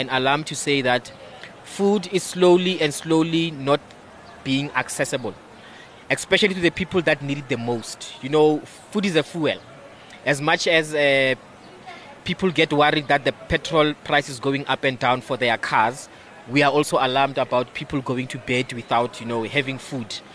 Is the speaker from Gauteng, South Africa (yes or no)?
yes; Soweto, Gauteng, South Africa; also born or lived in Tzaneen, Limpopo; born and bred in Soweto, Orlando West specifically